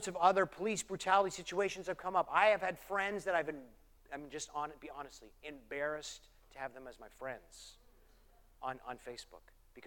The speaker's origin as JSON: {"language": "English", "country": "Canada", "moved": "yes", "said": "I'm Canadian"}